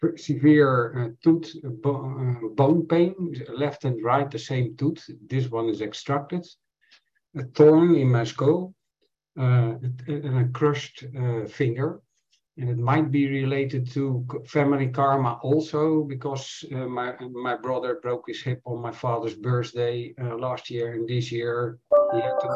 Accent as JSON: {"language": "English", "town": "Rotterdam", "region": "South Holland", "country": "Netherlands", "said": "from the Netherlands, Rotterdam."}